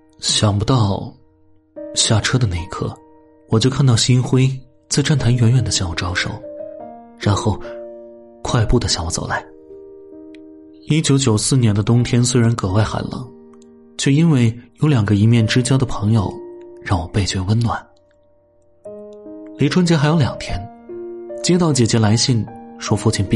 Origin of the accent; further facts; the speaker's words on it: Jiangxi, China; 再从韶关转跨省际公路客运到江西信丰。当然，从信丰县到我老家还有七十公里的山路。